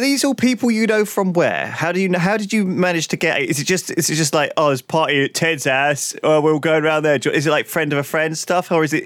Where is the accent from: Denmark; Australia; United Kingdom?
United Kingdom; England; as a kid growing up in England